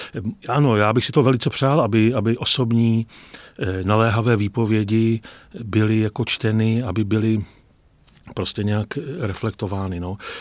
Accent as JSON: {"language": "Czech", "region": "Vysočina Region", "country": "Czechia", "said": "já jsem z Vysočiny, z venkova"}